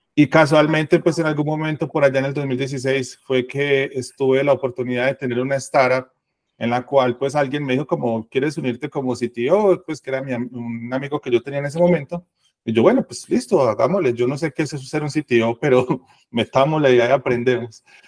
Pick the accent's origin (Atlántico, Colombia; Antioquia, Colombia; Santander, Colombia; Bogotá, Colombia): Antioquia, Colombia; Medellín; yo soy de acá de Medellín, eh, acá vivo y acá nací